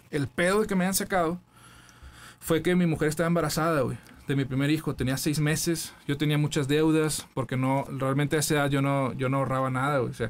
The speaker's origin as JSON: {"language": "Spanish", "town": "Matamoros", "region": "Tamaulipas", "country": "Mexico", "said": "Matamoros, Tamaulipas, la tierra de Río Tobar"}